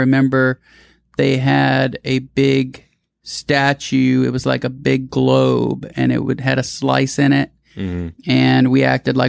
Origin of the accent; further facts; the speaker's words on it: Houston, Texas, United States; I've never been to NASA, and I'm from Houston.